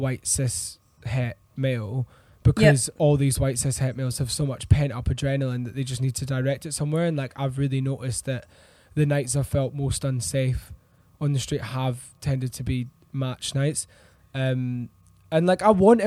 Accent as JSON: {"language": "English", "region": "Scotland", "country": "United Kingdom", "moved": "yes", "lives_now": "London, United Kingdom", "said": "I was actually Scottish"}